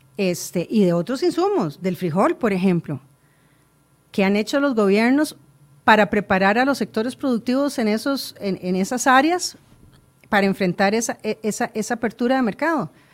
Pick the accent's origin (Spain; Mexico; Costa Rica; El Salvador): Costa Rica; Todos somos costarricenses